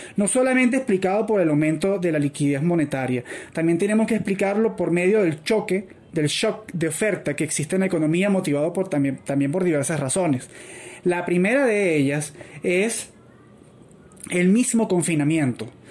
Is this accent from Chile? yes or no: no; Venezuela; yo ya tengo la experiencia como venezolano de que los precios regulados conllevan a escasez